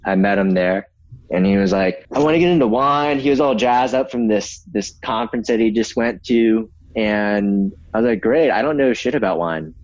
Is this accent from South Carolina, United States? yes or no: yes; Myrtle Beach, South Carolina, United States; I grew up in Myrtle Beach, South Carolina